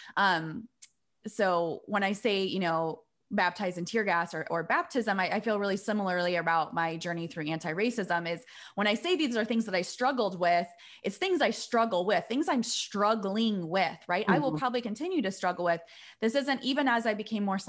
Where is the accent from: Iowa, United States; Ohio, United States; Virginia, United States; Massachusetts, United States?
Iowa, United States; now in Chicago, United States; I grew up in Iowa, in the suburbs, a white girl